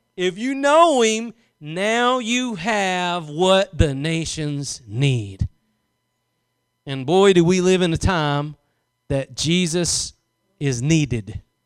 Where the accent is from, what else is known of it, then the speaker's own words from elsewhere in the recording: Louisiana, United States; I was born in Louisiana